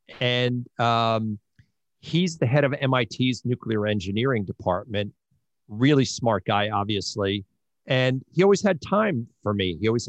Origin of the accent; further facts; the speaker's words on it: Long Island, New York, United States; accent: Long Island; I grew up on Long Island, and subsequently I had a Long Island accent, which I hopefully I'm beginning to lose